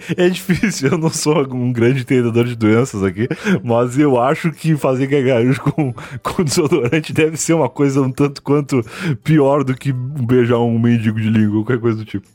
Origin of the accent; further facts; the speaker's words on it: Rio Grande, Rio Grande do Sul, Brazil; eu sou de Rio Grande